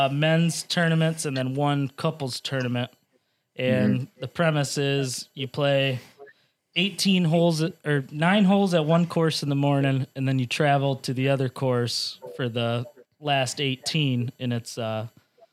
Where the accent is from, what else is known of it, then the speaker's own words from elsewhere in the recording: Harrison, Michigan, United States; I'm from Harrison